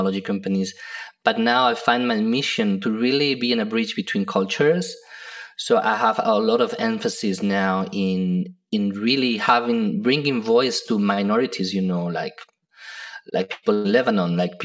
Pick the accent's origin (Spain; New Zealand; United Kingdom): Spain; now in United States; I come from Spain, which has a lot of culture and heritage from the past.